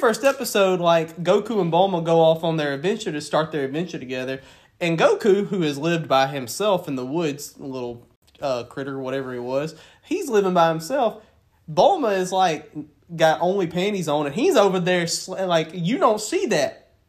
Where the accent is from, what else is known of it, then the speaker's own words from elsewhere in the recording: the Bible Belt, United States; Well, yeah, because we grew up in the Bible Belt, too. Like, the Bible Belt played a major role in how we were brought up, too.